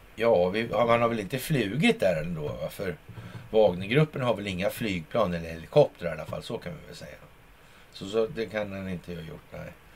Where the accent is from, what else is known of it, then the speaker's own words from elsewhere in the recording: Sweden; när man själv sitter i Sverige som svensk